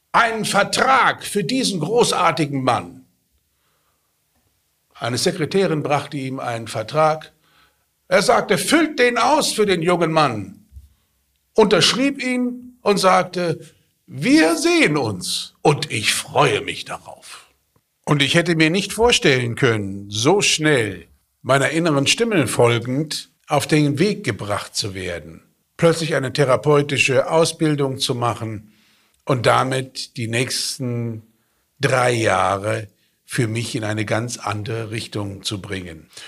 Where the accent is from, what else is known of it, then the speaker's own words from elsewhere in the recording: Petersberg, Hesse, Germany; Und ich sag, ich komme aus Fulda. Ach, ich komme auch aus Fulda. Ja, wo denn da? Ich sag, Petersberg.